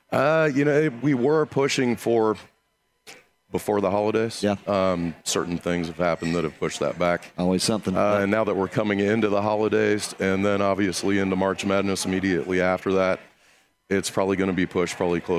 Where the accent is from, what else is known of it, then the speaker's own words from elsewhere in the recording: Detroit, Michigan, United States; I was born in Detroit